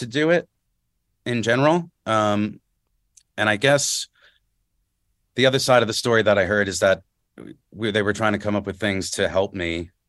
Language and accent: English; New Jersey, United States; I'm from North Jersey, so sitting in traffic and stuff after school mostly